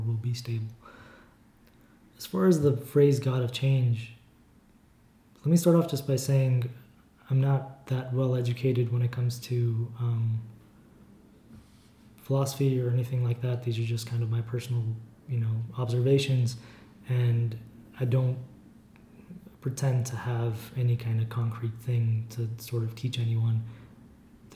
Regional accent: Armenia; now in United States; we grew up in Armenia in the USSR

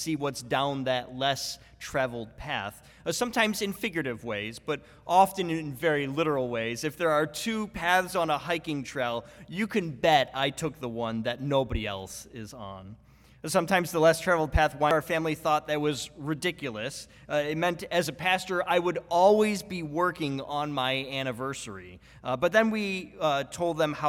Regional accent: Buffalo, New York, United States; I'm from Buffalo, New York

